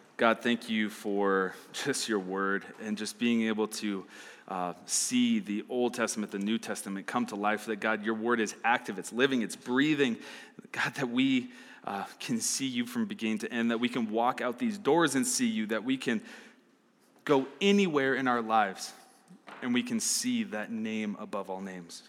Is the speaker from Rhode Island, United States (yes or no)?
no; Arizona, United States; now in Fort Collins, United States; I'm from Arizona